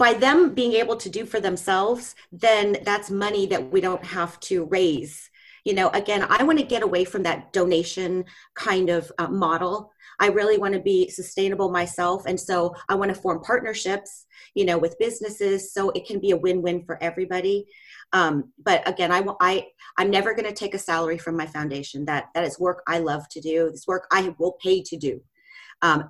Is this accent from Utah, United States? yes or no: no; Ohio, United States; I'm from the United States. I grew up in Ohio